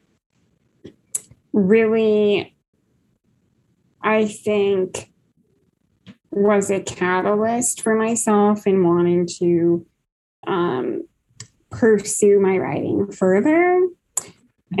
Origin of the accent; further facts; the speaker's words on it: Iowa, United States; also born or lived in Kansas; I am a writer from the Midwest. I grew up in Iowa.